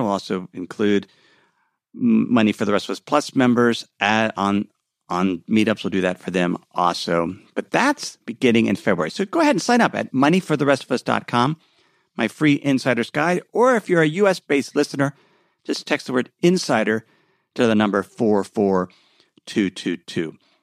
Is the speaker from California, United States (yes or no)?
no; Cincinnati, Ohio, United States; my hometown of Cincinnati